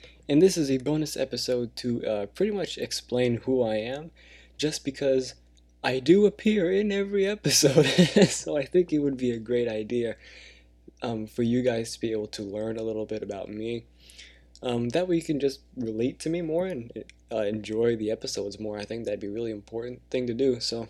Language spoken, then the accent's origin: English; California, United States; born there; I was born in California. I don't know the city, to be honest. I was born in the US of A, and so I was born here, not in another country.